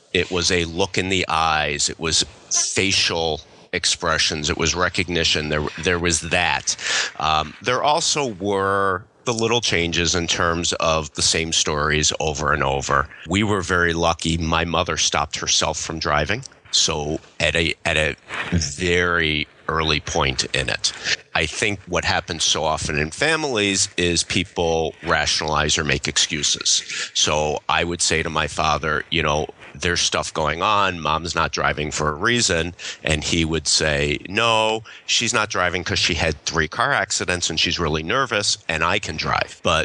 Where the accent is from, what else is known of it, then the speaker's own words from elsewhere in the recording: Philadelphia, Pennsylvania, United States; moved away as an adult; now in Michigan, United States; I grew up in Philadelphia